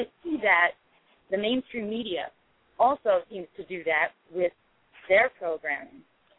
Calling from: North Carolina, United States; Hi, this is …. I'm in North Carolina.

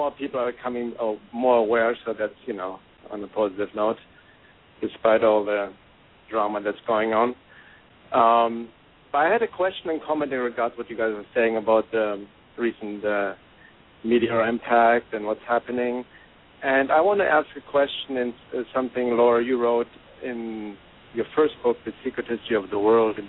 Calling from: Topanga, California, United States; from Topanga, California.

